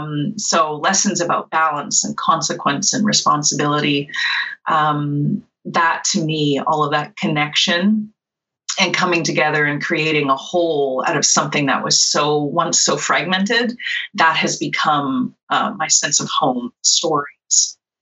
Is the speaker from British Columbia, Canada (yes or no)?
yes; Vancouver, British Columbia, Canada; born there; also born or lived in Toronto; I was born in Vancouver. So that happens. That's why I'm in BC right now.